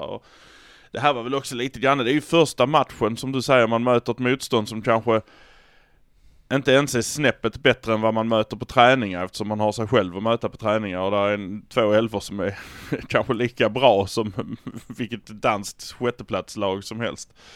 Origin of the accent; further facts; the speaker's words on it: Malmö, Skåne, Sweden; Vi är från Malmö